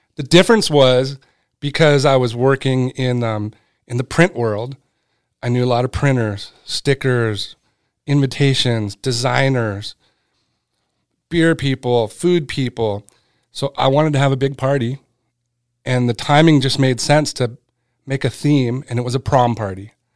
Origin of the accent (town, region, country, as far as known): Southern California, United States; born or raised there; also born or lived in Connecticut